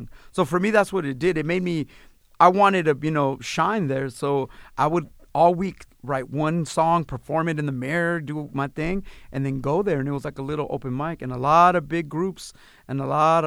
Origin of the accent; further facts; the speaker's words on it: Los Angeles, California, United States; I was born in East L.A. I grew up in mid-city L.A. on a Washington and La Brea